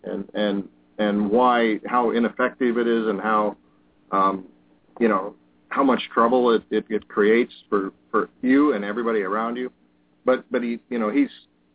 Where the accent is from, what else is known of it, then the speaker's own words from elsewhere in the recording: Colorado, United States; now in Wisconsin, United States; I grew up in Colorado in the mountains, mm-hmm. in a small town